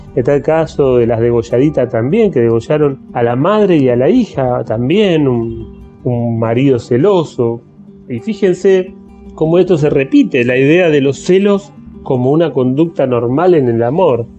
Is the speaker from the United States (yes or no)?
no; Argentina; nuestra Argentina